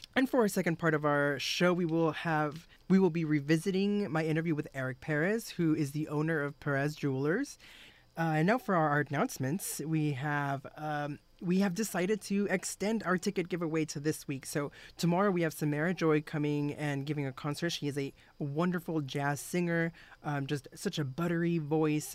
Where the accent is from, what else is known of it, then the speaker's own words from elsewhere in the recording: Texas, United States; I'm a Texan